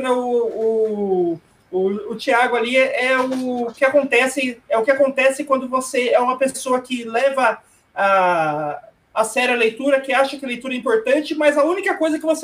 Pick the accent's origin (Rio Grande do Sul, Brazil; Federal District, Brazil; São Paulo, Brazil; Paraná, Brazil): São Paulo, Brazil; São José dos Campos; o Rodrigo da minha terra natal, é de São José dos Campos